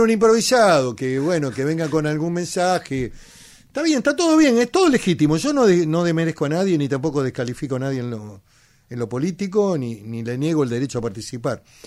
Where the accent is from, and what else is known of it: Argentina; also born or lived in Patagonia